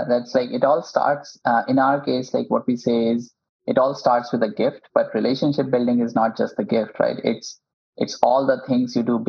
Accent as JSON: {"language": "English", "country": "India", "second_language": "English", "moved": "yes", "lives_now": "United States", "said": "when I moved to Silicon Valley from India, the biggest challenge for me and my other co-founder was, you know, how to build relationships."}